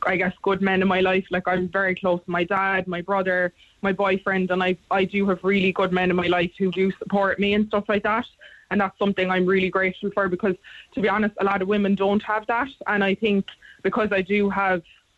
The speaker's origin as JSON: {"language": "English", "country": "Ireland"}